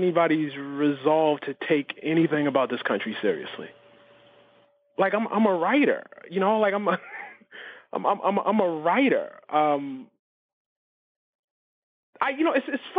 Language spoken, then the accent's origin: English; United States; I'm an American